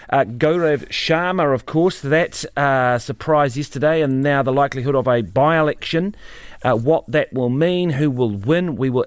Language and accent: English; Christchurch, Canterbury, New Zealand; now in Wellington, New Zealand; I grew up in Christchurch. It's a very walkable